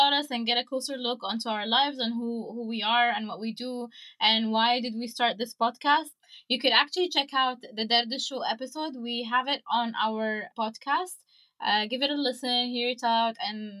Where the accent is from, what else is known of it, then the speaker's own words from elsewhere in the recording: Cairo, Cairo Governorate, Egypt; now in Kuwait; I grew up in Cairo and I used to miss the sea.